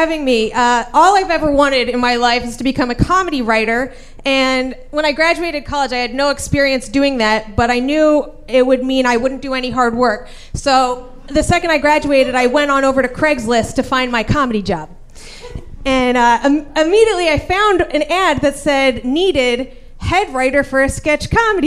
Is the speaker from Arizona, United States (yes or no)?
yes; Scottsdale, Arizona, United States; moved away as an adult; me and David Spade. you know, we're both from Scottsdale